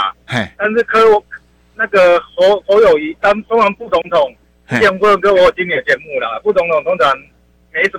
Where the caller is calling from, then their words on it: New Taipei, Taiwan; 我是新北的